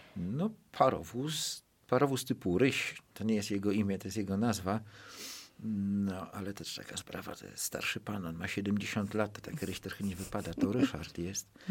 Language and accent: Polish; Gliwice, Silesian Voivodeship, Poland; mojej małej ojczyzny, w której się wychowałem. Ja pochodzę z Gliwic